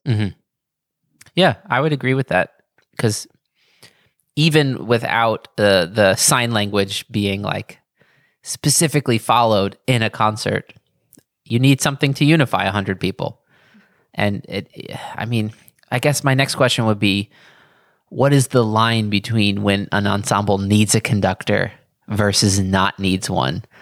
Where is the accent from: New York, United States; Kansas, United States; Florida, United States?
New York, United States